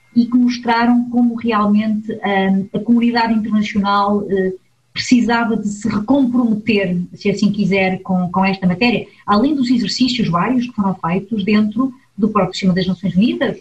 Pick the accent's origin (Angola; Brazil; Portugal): Portugal; now in Switzerland; Eu sou uma migrante, sou portuguesa e estou imigrada na Suíça